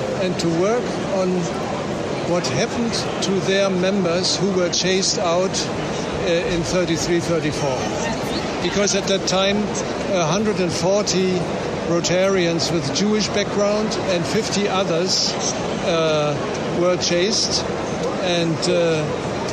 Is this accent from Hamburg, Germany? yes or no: yes; Hamburg, Germany; Welcome in Hamburg, my hometown